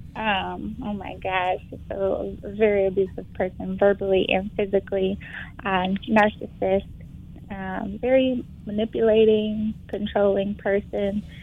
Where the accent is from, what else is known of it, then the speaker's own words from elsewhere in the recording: Flint, Michigan, United States; moved away as an adult; also born or lived in Detroit, Michigan; I am from Flint, Michigan. I moved to Detroit in 2007 to go to Wayne State